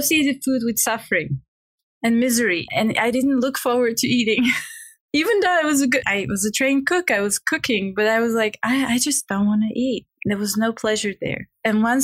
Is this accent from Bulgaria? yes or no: yes; Bulgaria; English is a second language; moved away; I'm from Bulgaria. English is my not even second language, is my third language.